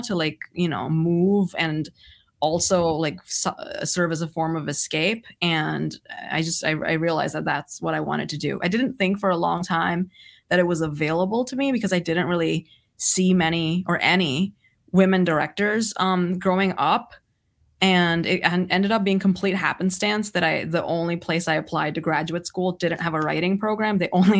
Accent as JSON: {"language": "English", "country": "Saudi Arabia", "tie": "born or raised there", "also_born_or_lived": "India", "said": "So I grew up in Saudi Arabia, which I'm originally from India. I was born in India, and then I wasn't even 2 weeks old, and my family decided to move to Saudi Arabia"}